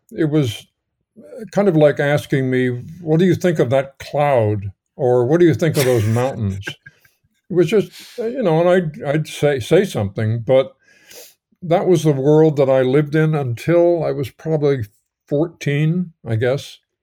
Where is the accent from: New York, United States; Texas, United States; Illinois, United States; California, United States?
New York, United States; moved away as an adult; I grew up in New York, and my local cinema, the local theater was the Nemo Theater on, uh, one hundred and tenth Street and Broadway